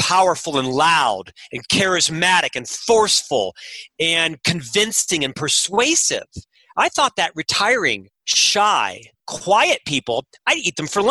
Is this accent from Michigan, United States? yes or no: no; Florida, United States; now in Utah, United States; I'm from Florida, and a little bit of swagger, right? Kind of the East Coast mentality and such. And when I moved to Utah